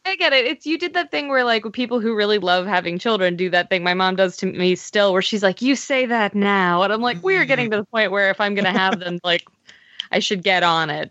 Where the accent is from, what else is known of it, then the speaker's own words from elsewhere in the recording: Pennsylvania, United States; I'm from Pennsylvania